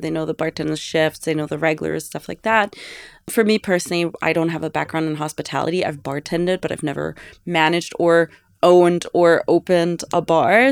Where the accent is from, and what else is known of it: Ravensburg, Baden-Württemberg, Germany; born or raised there; now in New York, United States